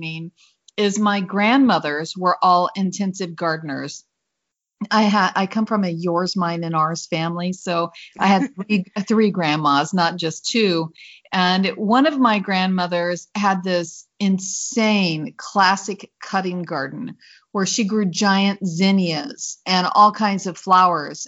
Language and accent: English; Indiana, United States; also born or lived in Illinois; now in Mesa, United States; I'm from Indiana. I grew up on a farm in Indiana and learned what hard work was